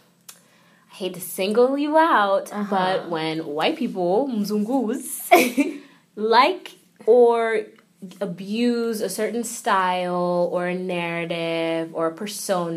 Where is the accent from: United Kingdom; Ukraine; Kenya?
Kenya; now in New York, United States; I'm from Kenya originally, but I've been in New York for quite some time now